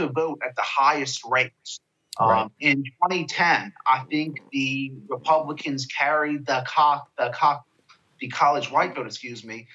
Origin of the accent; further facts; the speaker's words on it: Virginia, United States; my home state of Virginia